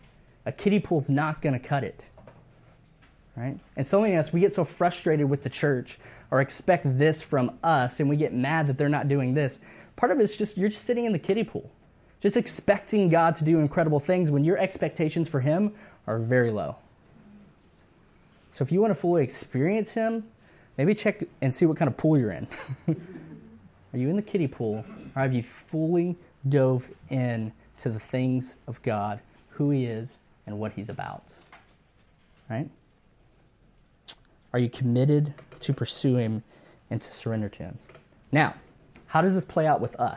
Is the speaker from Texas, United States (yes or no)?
yes; Cuero, Texas, United States; moved away; I grew up in South Texas in Cuero, home of the Fighting Gobblers